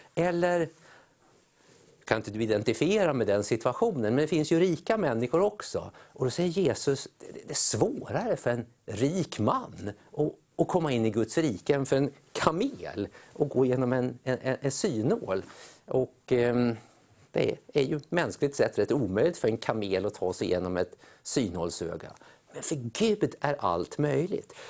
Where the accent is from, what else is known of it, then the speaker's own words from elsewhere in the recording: Sweden; vi som är svenskar